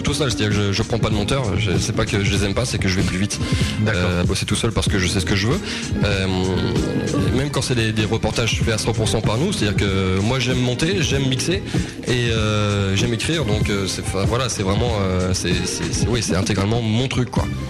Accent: Ardennes, Grand Est, France; dans les Ardennes, ce sera chez moi, dans, ma région natale

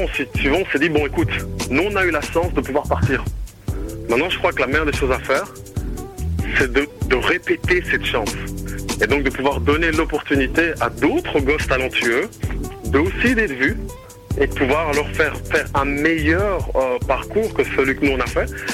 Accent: Brussels, Brussels-Capital Region, Belgium; moved away; moi je suis originaire ici de BX

